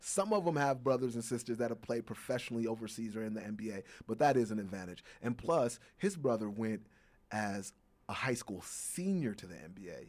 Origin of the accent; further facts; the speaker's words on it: Chicago, Illinois, United States; Chicago, my hometown